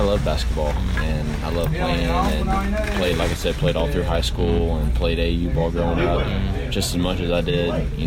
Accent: Frankfort, Kentucky, United States; I grew up in Frankfort, not that big of a town, back home

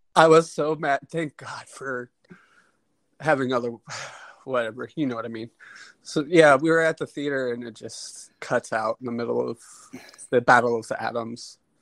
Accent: Cincinnati, Ohio, United States; we're from Cincinnati.

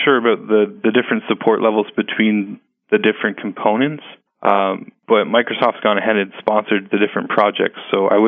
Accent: Canada; I'm Canadian, and one of our local evangelists here

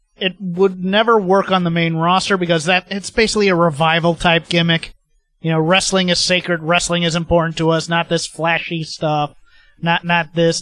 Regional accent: United States; as an American

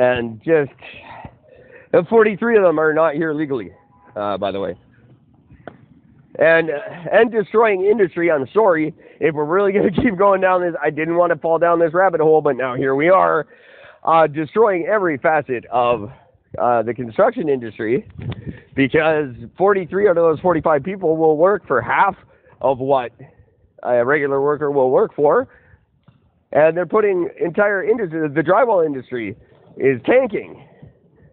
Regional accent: Canada; I am third generation Canadian

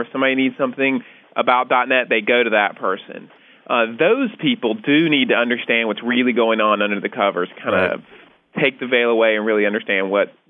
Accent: United States

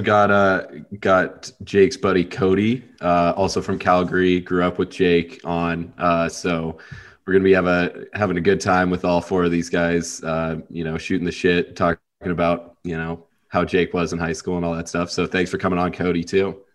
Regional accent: Montana, United States; I'm from Montana and I played some hockey growing up

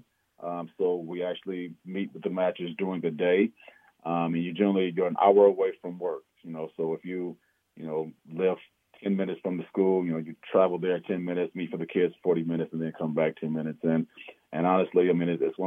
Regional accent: Omaha, Nebraska, United States; we grew up in Omaha

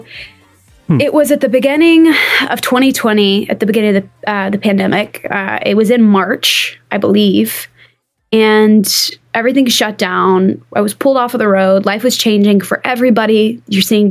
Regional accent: Nashville, Tennessee, United States; I am a born and raised Nashvilleian, a proper rarity, but I've always lived here.

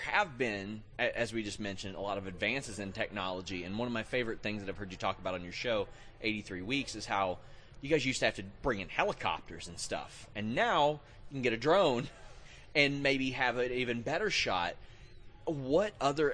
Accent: Kentucky, United States; I'm from Kentucky

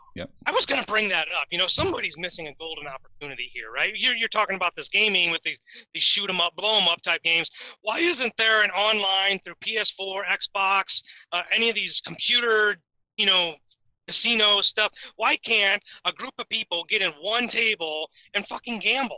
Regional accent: Indiana, United States; I'm from Indiana

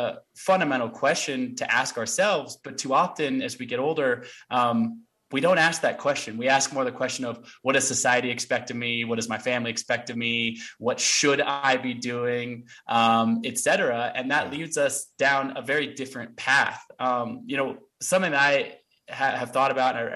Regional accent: Portland, Oregon, United States; also born or lived in Olympia, Washington; I grew up in Portland, Oregon, but I was actually born on a hippie commune in Olympia, Washington

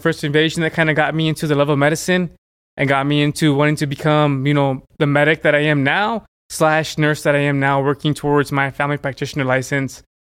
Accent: Frankfurt, Hesse, Germany; born there; And I was born in Germany.

